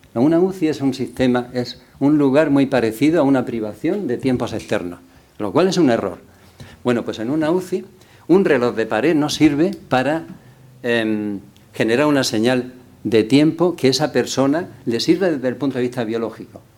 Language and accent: Spanish; Cartagena, Region of Murcia, Spain; yo venía de Cartagena